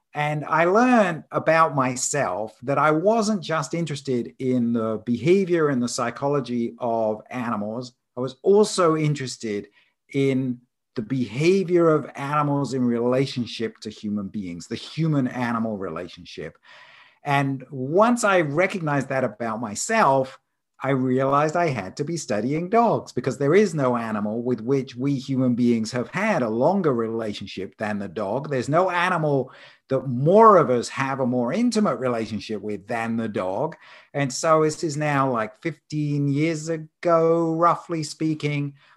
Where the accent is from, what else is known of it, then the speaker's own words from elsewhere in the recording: Isle of Wight, South East England, United Kingdom; moved away as an adult; also born or lived in London / Edinburgh; now in Arizona, United States; I was born on the Isle of Wight off the south coast there.